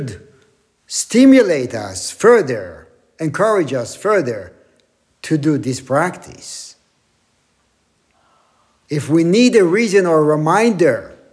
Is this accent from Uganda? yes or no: no; Israel; now in Wyckoff, United States; growing up in Israel, still having family there.